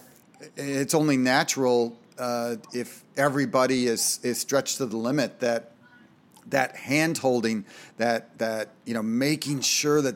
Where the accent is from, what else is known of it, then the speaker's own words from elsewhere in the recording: Minnesota, United States; Everybody I knew growing up in Minnesota had a lake cabin with boats